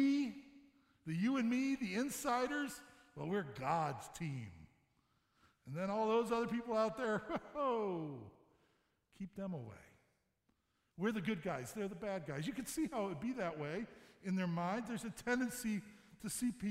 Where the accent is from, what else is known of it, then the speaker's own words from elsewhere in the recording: St. Louis, Missouri, United States; now in Michigan, United States; I'm from Missouri. I'm from St. Louis. We moved here about 14 years ago.